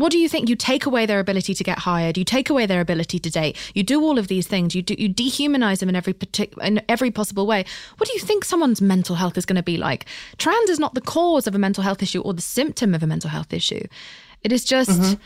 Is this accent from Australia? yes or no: no; United Kingdom; I'm British